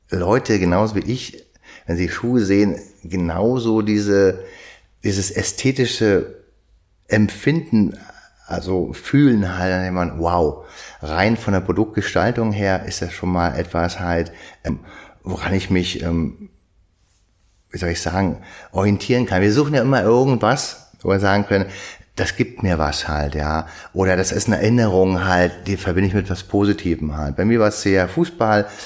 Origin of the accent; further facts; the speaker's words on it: Frieshagen, Germany; ich komme aus Frieshagen, da bin ich groß geworden und hab's geliebt, bis ich, naja, Teenager von 14, 15 war